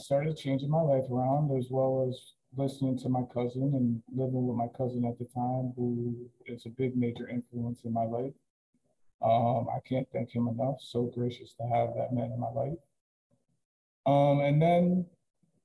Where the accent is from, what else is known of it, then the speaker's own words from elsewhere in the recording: Peekskill, New York, United States; also born or lived in Middletown, New York / Ellenville, New York; I was born in Peekskill, New York. I lived there until I was about 10 years old, and then moved to Middletown for a couple years on not some of the greatest streets, and then eventually found my way in Ellenville in 2004 when my family moved here